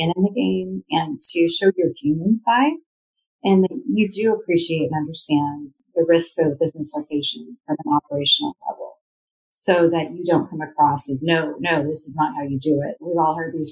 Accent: Redmond, Washington, United States; I grew up in Redmond, Washington

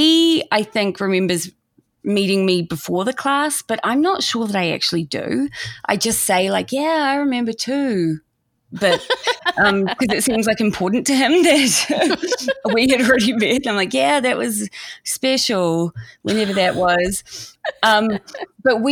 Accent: New Zealand; moved away as an adult; I'm from New Zealand and was not planning on staying in the States after university.

